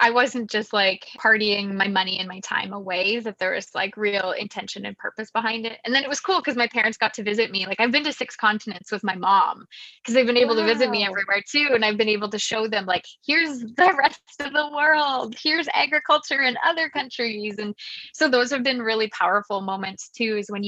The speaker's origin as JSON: {"language": "English", "region": "Saskatchewan", "country": "Canada", "said": "I'm from Saskatchewan, I'm a farm girl here."}